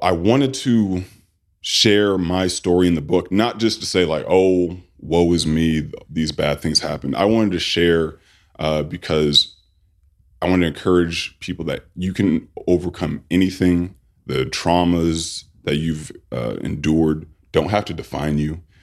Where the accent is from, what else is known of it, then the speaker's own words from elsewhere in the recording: Sacramento, California, United States; I grew up in Sacramento, California.